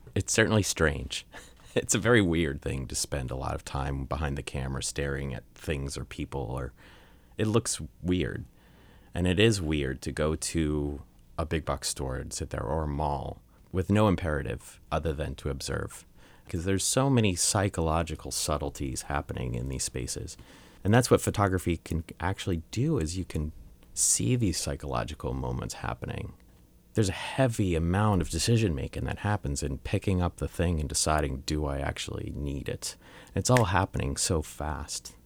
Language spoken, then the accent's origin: English; Long Island, New York, United States; I grew up in Long Island, New York